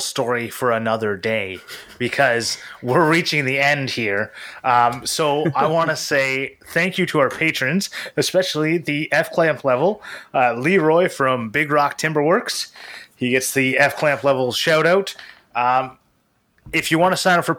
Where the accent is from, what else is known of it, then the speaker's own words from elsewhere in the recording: Canada; I'm from Canada